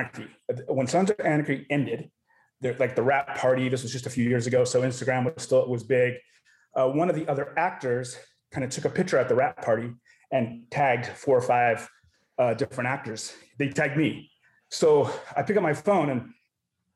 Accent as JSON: {"language": "English", "town": "Las Vegas", "region": "Nevada", "country": "United States", "tie": "born or raised there", "also_born_or_lived": "San Francisco, California", "said": "My family moved here in the late 70s and went to, you know, stayed here throughout"}